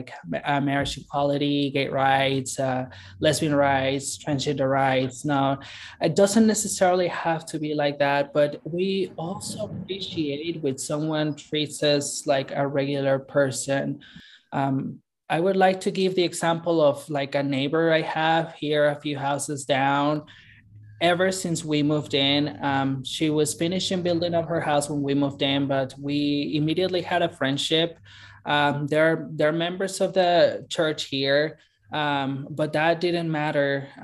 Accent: Mexico City, Mexico; moved away as an adult; also born or lived in Guadalajara / Northern California; now in South Jordan, United States; I was actually born and raised in Mexico City

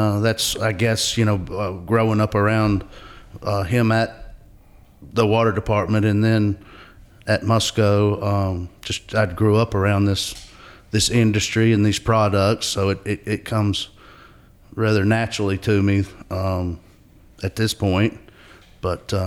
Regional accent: Asheville, North Carolina, United States; also born or lived in Hilton Head, South Carolina; I grew up in West Asheville, basically, at Asheville

